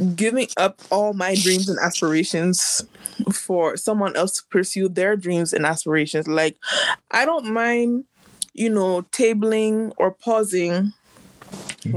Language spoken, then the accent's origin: English; United States; I'm also American by birth